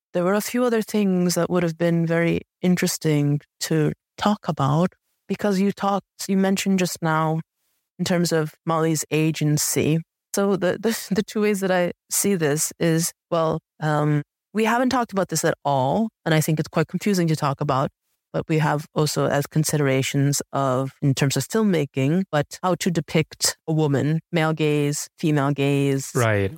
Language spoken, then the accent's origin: English; United States; I look Asian, yet I was raised in America, but there I was raised in America because I was adopted